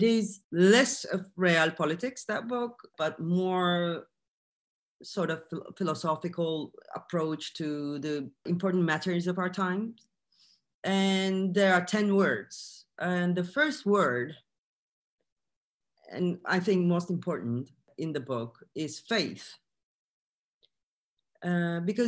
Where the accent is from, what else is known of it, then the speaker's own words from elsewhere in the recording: Turkey; I'm from Turkey